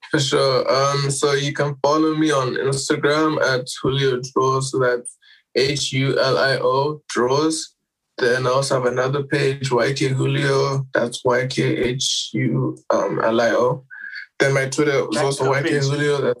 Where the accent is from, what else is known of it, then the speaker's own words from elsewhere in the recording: Harare, Zimbabwe; I'm from Zim. I'm, I'm from Zim first of all.